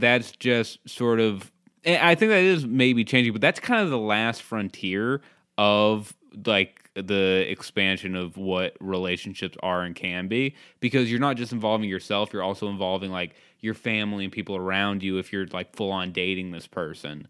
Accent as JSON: {"language": "English", "area": "Cape Cod", "region": "Massachusetts", "country": "United States", "tie": "born or raised there", "said": "I grew up in Cape Cod"}